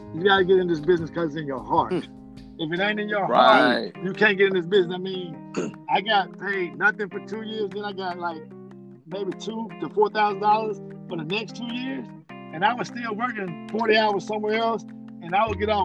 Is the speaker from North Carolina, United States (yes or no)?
yes; Burlington, North Carolina, United States; moved away; So I'm from Burlington, North Carolina. I went to Burlington Cummins High School.